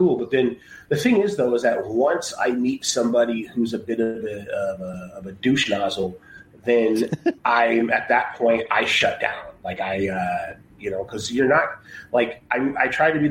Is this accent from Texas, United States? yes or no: yes; Texas, United States; moved away; I'm from Texas as well.